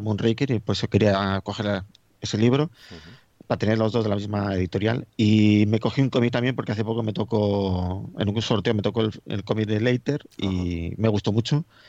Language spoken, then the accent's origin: Spanish; Madrid, Community of Madrid, Spain; now in Getafe, Spain; yo yo soy de Madrid, vivo en Getafe